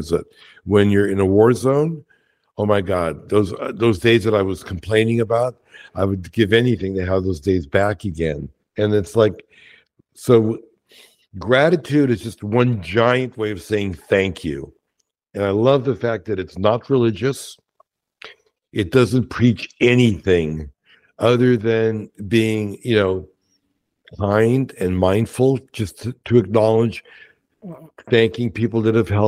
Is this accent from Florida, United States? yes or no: no; New York City, New York, United States; growing up in Brooklyn, my parents were Holocaust survivors.